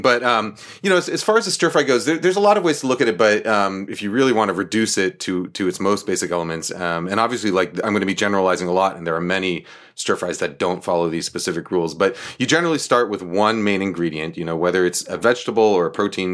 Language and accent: English; New York, United States; born or raised there; also born or lived in Boston